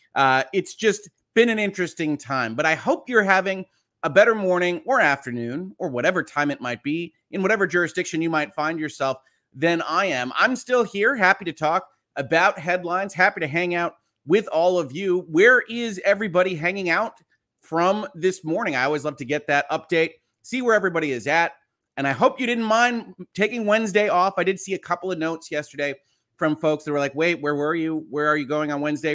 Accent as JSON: {"language": "English", "area": "just outside of Chicago", "region": "Illinois", "country": "United States", "tie": "born or raised there", "moved": "yes", "said": "I was born just outside of Chicago."}